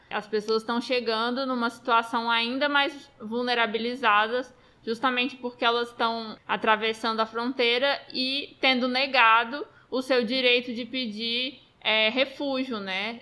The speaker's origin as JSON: {"language": "Portuguese", "country": "Brazil", "also_born_or_lived": "Roraima", "said": "somos nós brasileiros"}